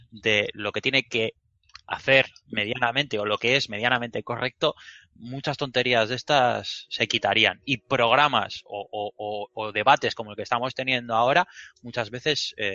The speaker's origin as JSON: {"language": "Spanish", "town": "Bilbao", "region": "Basque Country", "country": "Spain", "said": "muchos de los que estamos aquí somos, somos de Bilbao"}